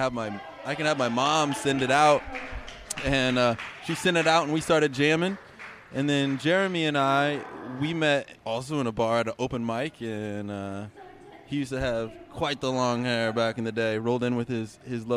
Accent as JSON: {"language": "English", "town": "Carlock", "region": "Illinois", "country": "United States", "tie": "born or raised there", "also_born_or_lived": "Bloomington, Illinois / Arizona", "moved": "as an adult", "lives_now": "San Diego, United States", "said": "I'm from Illinois. Grew up in a small town called Carlock."}